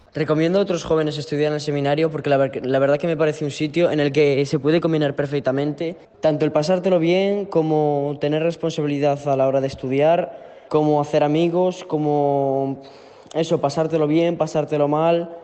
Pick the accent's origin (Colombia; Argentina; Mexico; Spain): Spain; Ponteareas, Galicia; tengo 15 años y soy de Pontareas